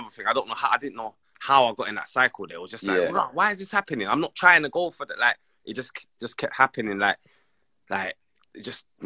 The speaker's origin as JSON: {"language": "English", "region": "London", "country": "United Kingdom", "tie": "born or raised there", "said": "I grew up in Wood Green"}